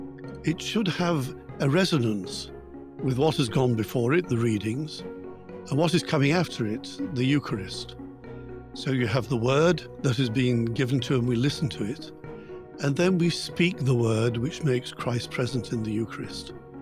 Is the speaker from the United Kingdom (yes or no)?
yes; Yorkshire and the Humber, United Kingdom; now in Vatican City; Well, I'm an Englishman and a very proud Yorkshireman from the north of England.